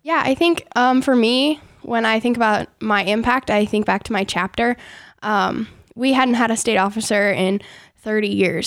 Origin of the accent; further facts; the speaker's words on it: Forest City, Iowa, United States; I grew up near Forest City, Iowa